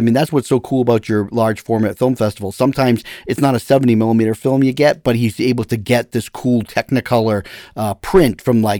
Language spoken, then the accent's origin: English; Woburn, Massachusetts, United States; I grew up in Woburn and I worked at the Showcase there, you know, in my high school days.